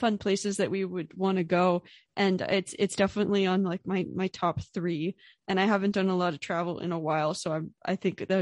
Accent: United States; I am a American web designer

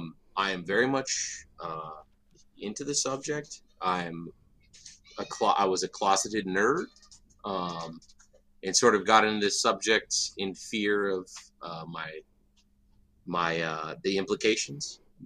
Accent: San Diego, California, United States; born there; I was born in San Diego. My father was a drill instructor.

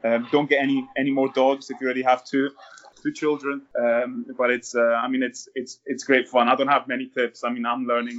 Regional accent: Italy; also born or lived in Scotland; Yeah, I was born in Scotland when my mum and dad worked there, and then lived most of my life in Italy.

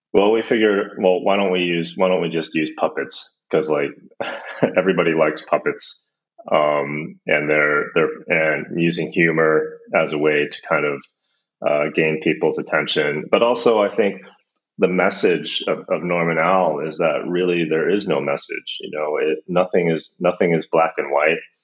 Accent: United States; now in Copenhagen, Denmark; I'm actually American. I live in uh, Copenhagen.

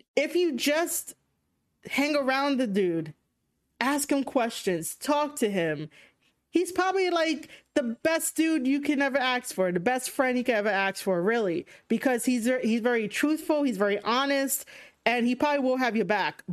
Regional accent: New York City, New York, United States; I'm from New York City

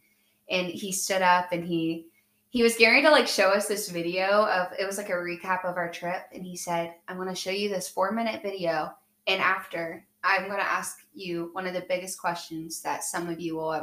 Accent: Chillicothe, United States; I'm from Chillicothe

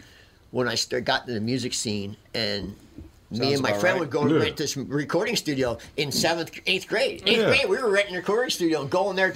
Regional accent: Philadelphia, Pennsylvania, United States; I'm from Philly.

